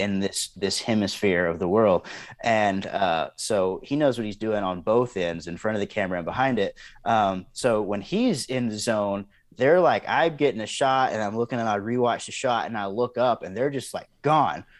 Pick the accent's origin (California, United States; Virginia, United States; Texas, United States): Texas, United States; East; now in Montana, United States; born and raised in East Texas, the son of a basketball coach